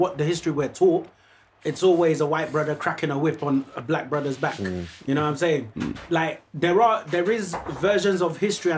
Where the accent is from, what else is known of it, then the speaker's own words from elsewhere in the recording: Nigeria; moved away; I grew up in Nigeria.